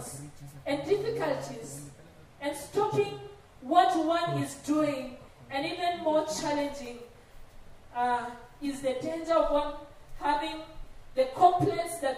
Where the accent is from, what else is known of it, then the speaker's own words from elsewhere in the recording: Rift Valley, Kenya; I come from the Rift Valley